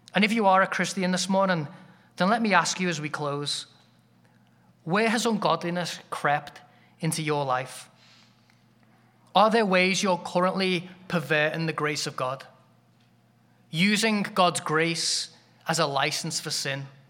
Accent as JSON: {"language": "English", "region": "England", "country": "United Kingdom", "said": "as an Englishman, that sounds like a compliment, 'cause I grew up in a giant cold shower"}